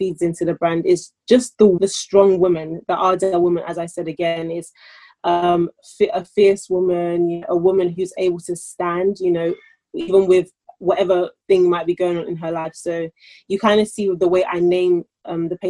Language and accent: English; London, United Kingdom; I'm born in London and I am British, birth certificate, I identify as a Nigerian